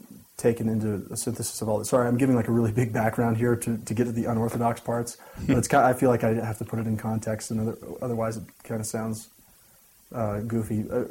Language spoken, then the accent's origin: English; Gilbert, Arizona, United States; also born or lived in Canada / Orem / Provo; really I've only lived in like three major places, Canada, Arizona, and Utah. So I like to say that I'm from Gilbert, Arizona, but I've spent time in both Orem and Provo, and my parents now live in North Salt Lake, Utah.